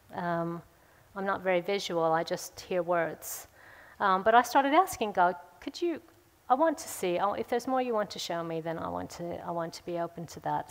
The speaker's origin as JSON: {"language": "English", "country": "United States", "tie": "born or raised there", "moved": "yes", "lives_now": "Woodford Green, United Kingdom", "said": "I grew up in America"}